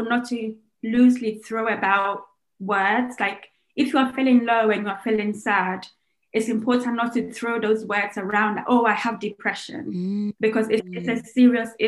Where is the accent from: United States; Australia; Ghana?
Ghana; I'm Ghanaian